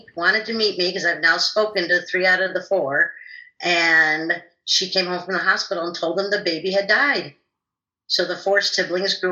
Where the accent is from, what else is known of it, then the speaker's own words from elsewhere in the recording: Chicago, Illinois, United States; I was born in Chicago, Illinois, on the south side